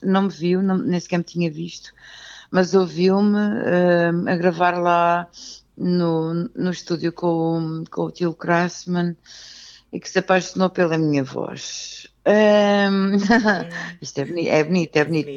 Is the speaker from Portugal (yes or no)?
yes; Lisbon, Portugal; nasci em Benfica